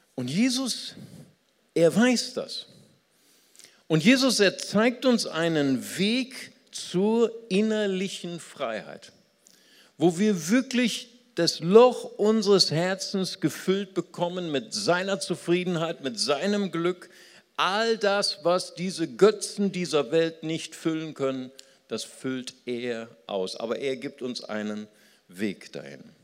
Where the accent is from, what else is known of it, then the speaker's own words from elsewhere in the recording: Germany; also born or lived in Recife, Brazil; ich bin ja in Brasilien geboren, als ich als kleines Kind nach Deutschland kam